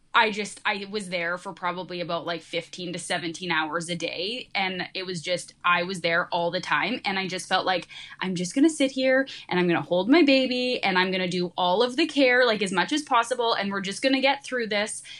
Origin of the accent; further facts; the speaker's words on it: Canada; also born or lived in Saskatchewan; I'm actually from Canada. I'm in Saskatchewan